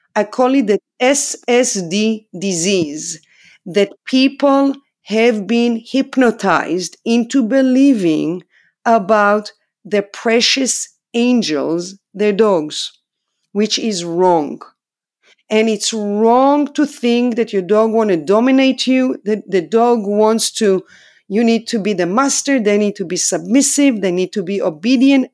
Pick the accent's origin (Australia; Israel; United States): Israel; English is a second language; moved away as an adult; I'm from Israel, obviously. I'm a foreigner here.